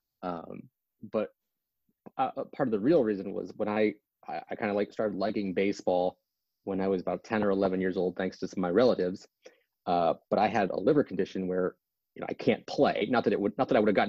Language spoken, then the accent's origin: English; Portland, Oregon, United States; moved away; I grew up in Portland, Oregon